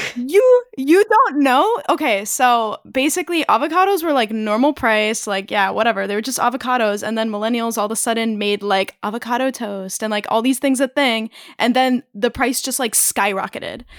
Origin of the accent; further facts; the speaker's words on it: California, United States; now in Philadelphia, United States; I'm from California